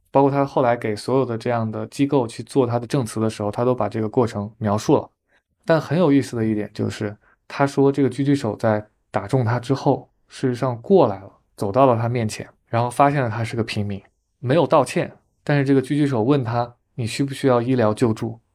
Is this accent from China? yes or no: yes; Hubei, China; moved away; 我在湖北的老家